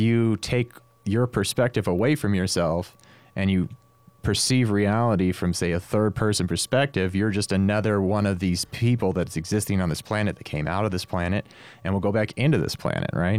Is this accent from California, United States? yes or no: yes; Stockton, California, United States; growing up in Stockton, I mean, as a as a teenager